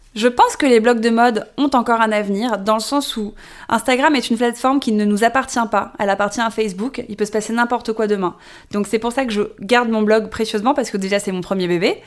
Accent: Paris, Île-de-France, France; je suis née, j'ai grandi à Paris

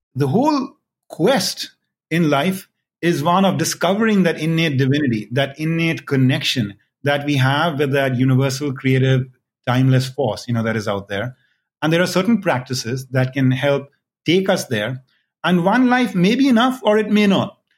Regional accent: India; I was born and raised in India

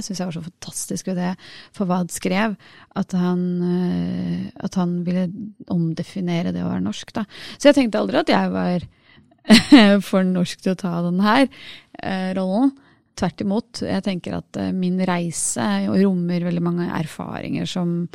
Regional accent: Norway; Vi må liksom si at vi er enten norske eller norsk-indiske

